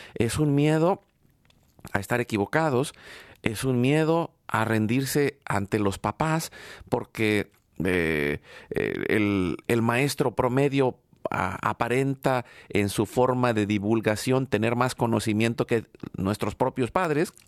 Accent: Mexico; now in United States; yo vengo de México

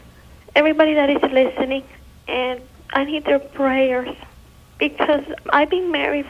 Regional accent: Miami, Florida, United States; I'm from Miami.

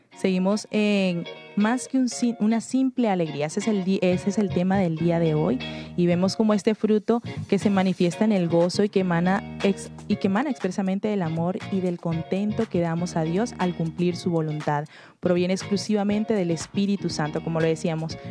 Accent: Venezuela; moved away as an adult; yo soy venezolana

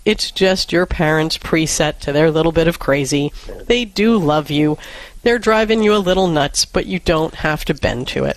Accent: New York City, New York, United States; Back when I grew up in New York City

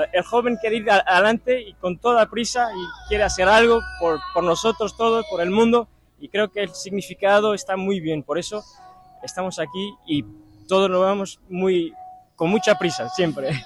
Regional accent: Portugal; Spanish is a second language; also born or lived in Lisbon; Yo soy, soy, portugués, soy, vivo aquí en Lisboa

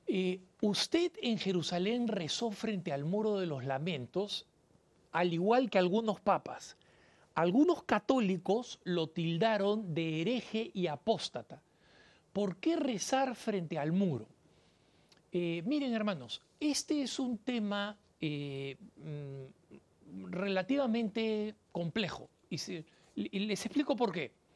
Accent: Peru; en mi país, en el Perú

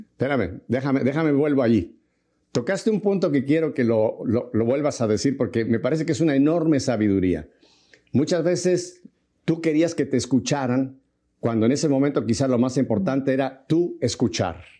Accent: Mexico; yo soy mexicano

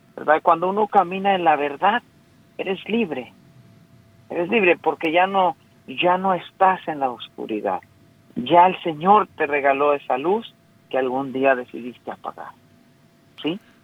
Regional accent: Mexico; yo soy mexicano

